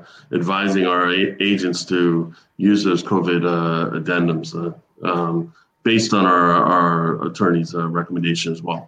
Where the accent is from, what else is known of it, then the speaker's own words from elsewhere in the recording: Boca Raton, Florida, United States; You know, I grew up here in Boca.